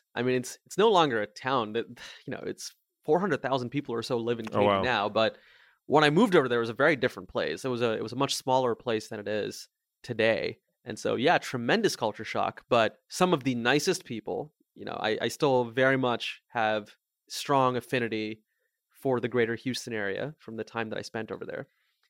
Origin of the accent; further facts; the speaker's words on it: India; now in Mountain View, United States; Yeah, I am from India. I was born in a small town in India, actually at the exact same hospital where both my mom and my grandfather were born.